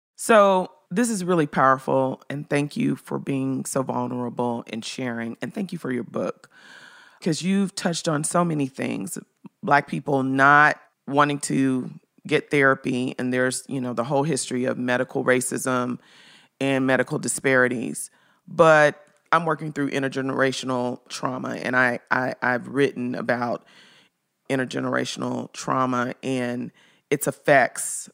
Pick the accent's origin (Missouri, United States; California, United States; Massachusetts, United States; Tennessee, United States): Tennessee, United States; Memphis; I'm from Memphis.